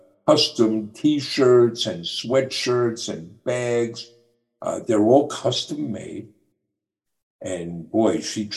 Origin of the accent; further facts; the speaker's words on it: New York, United States; But, well, I'm from New York. How's he going to know where I got my shoes?